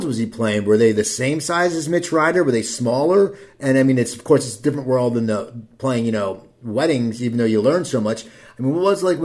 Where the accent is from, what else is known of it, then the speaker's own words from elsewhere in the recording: New Jersey, United States; I am from New Jersey